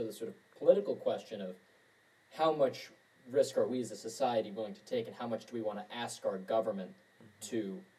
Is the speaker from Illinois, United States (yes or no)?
no; Washington, United States; my home state of Washington State